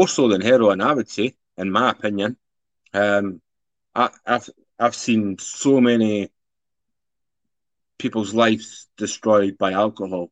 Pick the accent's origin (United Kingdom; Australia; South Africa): United Kingdom; Edinburgh, Scotland; from Scotland, originally from Edinburgh